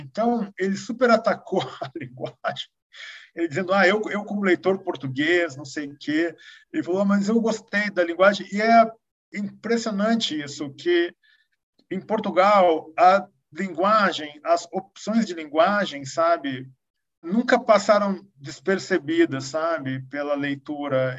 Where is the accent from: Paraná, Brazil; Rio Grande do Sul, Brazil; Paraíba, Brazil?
Rio Grande do Sul, Brazil; Porto Alegre; also born or lived in Europe; now in São Paulo, Brazil; sendo porto-alegrense